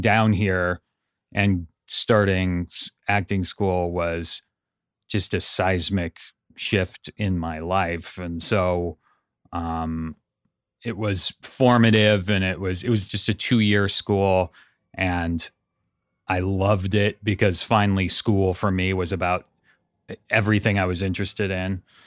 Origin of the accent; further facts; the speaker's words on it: Santa Cruz, California, United States; moved away as an adult; also born or lived in Pasadena; I grew up in Santa Cruz, up in Northern California.